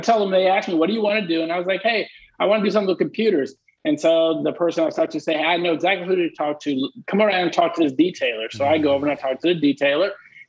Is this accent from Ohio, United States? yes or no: no; Dallas, Texas, United States; I was born and raised in Dallas.